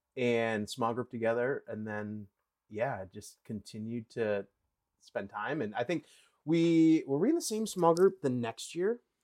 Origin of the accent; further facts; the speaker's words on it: Wisconsin, United States; I grew up in Wisconsin